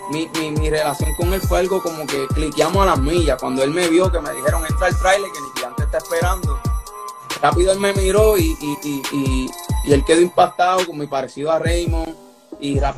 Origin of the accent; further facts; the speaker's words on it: Dominican Republic; en lo que es ese ritmo que nos está identificando a nosotros como dominicanos.